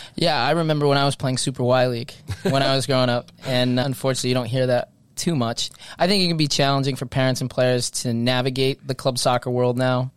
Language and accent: English; Stonington, Connecticut, United States; I'm from an area that we, we play soccer in Stonington in that southeast corner of Connecticut.